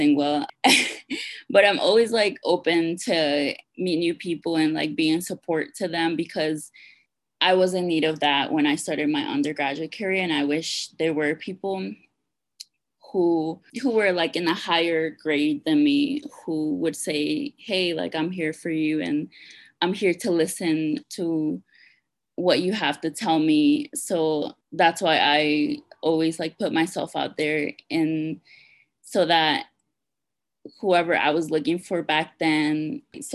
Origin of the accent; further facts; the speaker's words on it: Washington, District of Columbia, United States; moved away as an adult; also born or lived in Peru / Lewisburg, Pennsylvania; now in Denver, United States; I was born in Peru. I migrated to Washington, D.C. when I was 8, and I was raised in D.C.